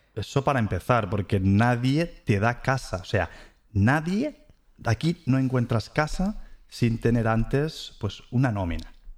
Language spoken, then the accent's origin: Spanish; Ciutadella, Balearic Islands, Spain; moved away as an adult; also born or lived in Mahón, Menorca; now in Germany; es una persona que nació en las Islas Baleares, para ser exacto, pues eh, en Menorca, nací en Mahón y me crié pues en Ciudadela